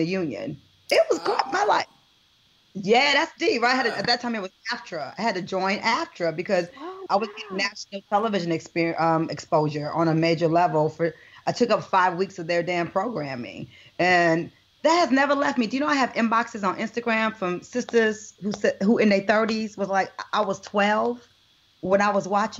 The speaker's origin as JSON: {"language": "English", "town": "Detroit", "region": "Michigan", "country": "United States", "tie": "born or raised there", "also_born_or_lived": "Brooklyn, New York", "moved": "yes", "said": "being from Detroit, where I grew up driving everywhere"}